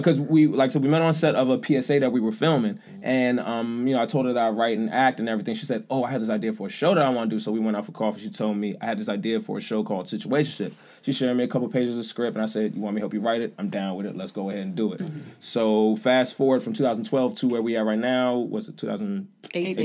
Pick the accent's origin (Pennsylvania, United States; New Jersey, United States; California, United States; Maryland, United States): Maryland, United States; Clinton; moved away as an adult; now in New York, United States; From Maryland. I'm from Prince George's County, Clinton.